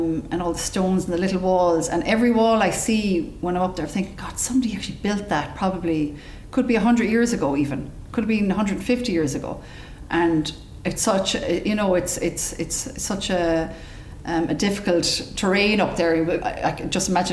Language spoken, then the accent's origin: English; Clonmel, Munster, Ireland; I'm from Clonmel, it was just, I just had the affiliation with Tipperary